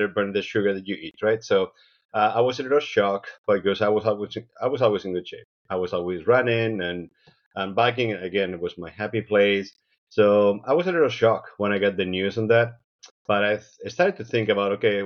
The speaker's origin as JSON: {"language": "English", "country": "Spain", "tie": "born or raised there", "moved": "yes", "lives_now": "Seattle, United States", "said": "I was born in Spain. I moved to the U.S. about 30 years ago."}